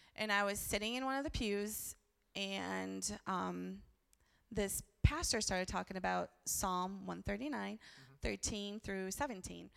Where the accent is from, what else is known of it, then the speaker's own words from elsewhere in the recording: Brazil; I was born in Brazil